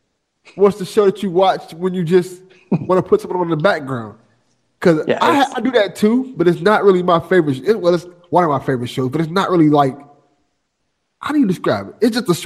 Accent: Miami, Florida, United States; I grew up in Miami

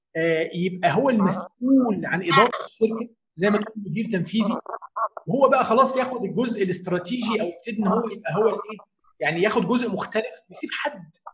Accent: Egypt; عندنا في مصر

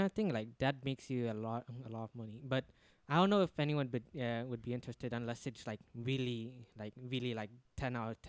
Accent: East Indonesia, Indonesia; now in Jakarta, Indonesia; I had to leave Jakarta because my parents my family live in my hometown, which is. Somewhere in East Indonesia, it's like 3 hours flight from there.

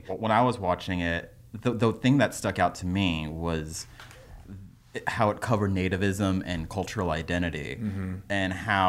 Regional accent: United States; I'm a first generation. I was Filipino-American, born here.

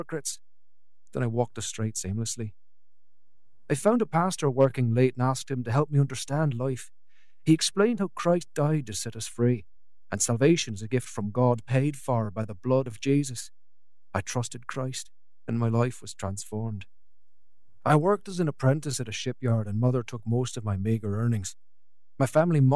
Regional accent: Belfast, Northern Ireland, United Kingdom; I was born in Northern Ireland

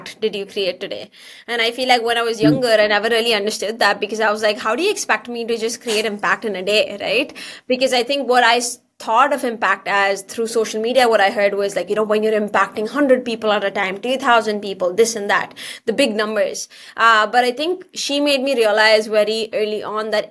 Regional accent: India; moved away as an adult; now in Canada; I come from India originally

